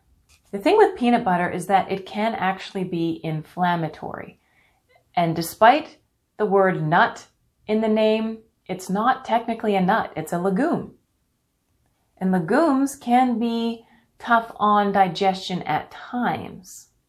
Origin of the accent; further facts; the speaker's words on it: Canada; born there; And I'm not just saying that because I was born in Canada. And no, I don't say A. Well, not anymore.